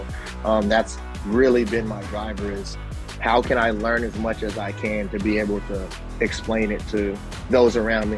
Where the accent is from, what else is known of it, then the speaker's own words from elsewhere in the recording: California, United States; also born or lived in Hawaii / Arizona; now in Hampton Roads, United States; West Coast kid, I was born on the West Coast, born in Hawaii, grew up in California and Arizona, made my way east via the Naval Academy.